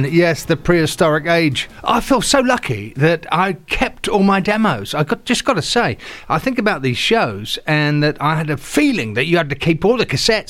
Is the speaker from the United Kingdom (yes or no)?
yes; England, United Kingdom; moved away as an adult; Of course, I came across from England as a bass player back in the 80s